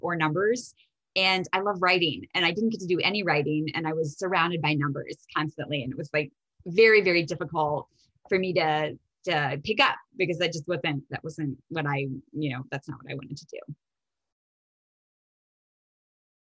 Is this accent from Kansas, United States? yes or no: no; Indiana, United States; moved away as an adult; So I am born and raised in Indiana, and it's where I studied law